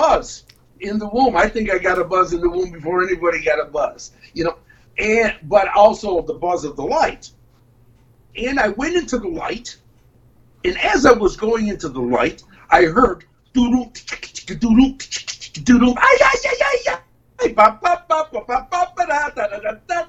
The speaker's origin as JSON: {"language": "English", "town": "Detroit", "region": "Michigan", "country": "United States", "tie": "born or raised there", "moved": "yes", "lives_now": "Ann Arbor, United States", "said": "I'm from Detroit"}